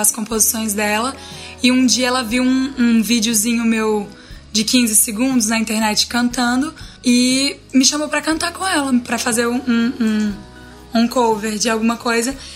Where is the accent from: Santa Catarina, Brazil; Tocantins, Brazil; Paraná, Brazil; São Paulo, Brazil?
Tocantins, Brazil; Araguaína; A gente é de Araguaína, no Tocantins, e é uma cidade relativamente pequena, assim mas a gente estudou na mesma escola a vida inteira